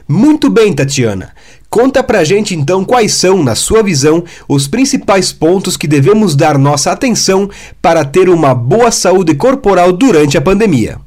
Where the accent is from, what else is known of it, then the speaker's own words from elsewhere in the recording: Rodeio, Santa Catarina, Brazil; Tenho 23 anos e sou da cidade de Rodeio, Santa Catarina